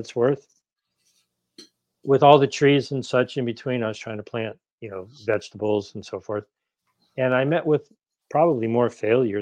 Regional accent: Ohio, United States; also born or lived in New England; now in Los Angeles, United States; I grew up in Ohio and I lived in New England.

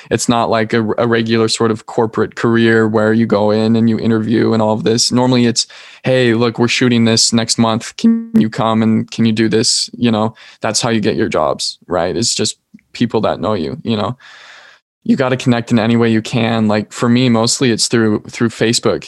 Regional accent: Salt Lake City, Utah, United States; I'm from Salt Lake, Utah.

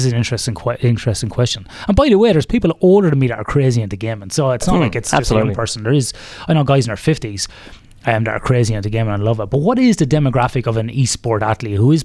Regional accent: Athlone, Westmeath, Ireland; My gaming background was in an arcade called Caroline's in Athlone, in my hometown in Westmead in Ireland

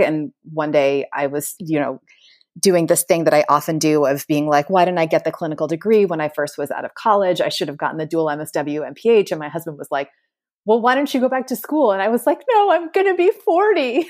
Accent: Connecticut, United States; also born or lived in Jamaica Plain, Boston, Massachusetts; now in Boston, United States; I was born in Connecticut

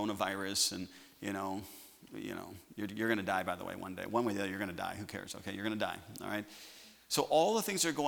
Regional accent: United States; I'm just an American

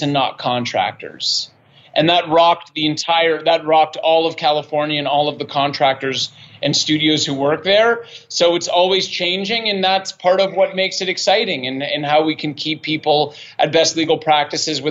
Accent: Toronto, Ontario, Canada; moved away; also born or lived in Montreal / Vancouver; I'm from Canada. I'm Canadian

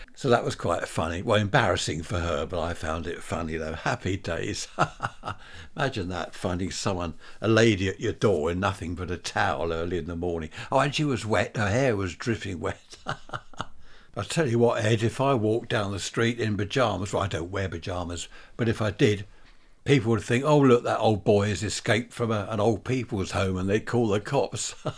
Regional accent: Worthing, South East England, United Kingdom; Worthing, my hometown.

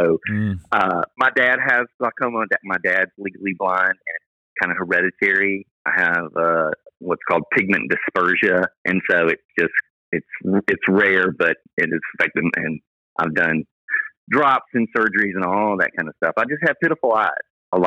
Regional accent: Memphis, Tennessee, United States; now in Dallas, United States; Memphis, my hometown

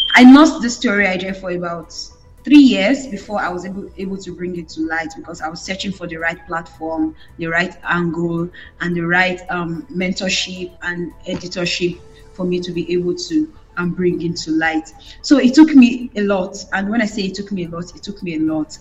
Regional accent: Benin City, Edo, Nigeria; I was from that part of Nigeria. I'm from Benin.

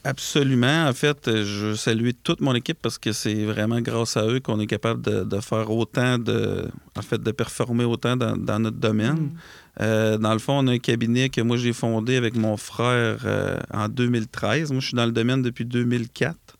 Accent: Lac-Etchemin, Quebec, Canada; on a un bureau dans Chaudière-Appalaches. Euh, qui est à la quête chemin en fait qui est un, c'est là d'où je viens en fait euh, moi et mon frère

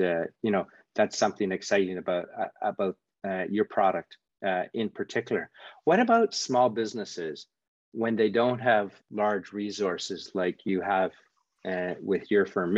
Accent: Canada; moved away; I'm from Canada originally

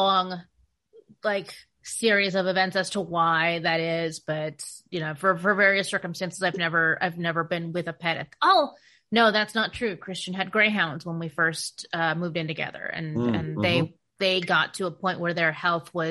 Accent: Phoenix, Arizona, United States; now in Portland, United States; my hometown of Phoenix, which is the reason I left Phoenix.

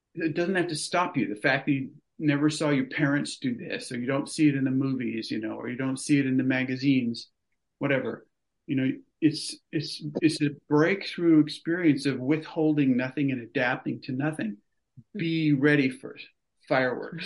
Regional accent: California, United States; moved away as an adult; I grew up in California.

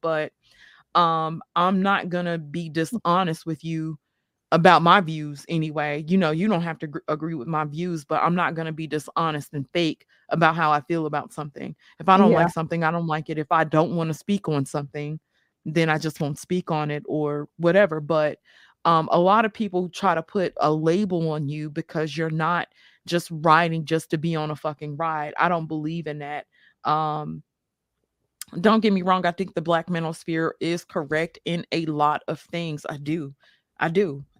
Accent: New York City, New York, United States; also born or lived in Mississippi; Now, y'all know I grew up in New York City as well as Mississippi.

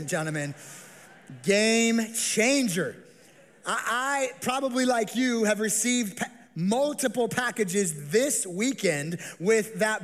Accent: Las Vegas, Nevada, United States; I grew up here in the Las Vegas Valley

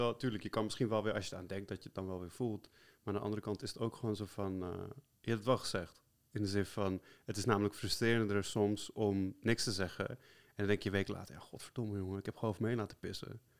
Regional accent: Amsterdam, North Holland, Netherlands; Maar ik ben zelf ook de meest vrouwde Amsterdammer ever.

